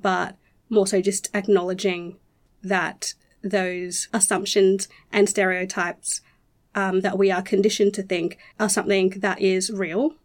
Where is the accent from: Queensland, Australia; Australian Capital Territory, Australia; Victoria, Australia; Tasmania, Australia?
Queensland, Australia; Rockhampton; I was born and raised on Durumble Country, which is Rockhampton, central Queensland